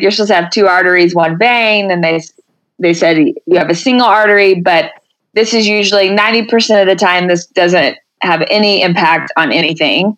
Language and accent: English; Denton, Texas, United States; moved away as an adult; now in Colorado Springs, United States; from Texas, so I will always claim